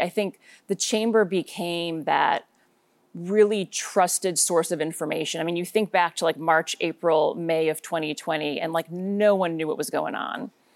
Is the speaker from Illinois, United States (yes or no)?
yes; suburbs of Chicago, Illinois, United States; moved away as an adult; now in Portland, United States; I was born and raised in Illinois, grew up in the suburbs of Chicago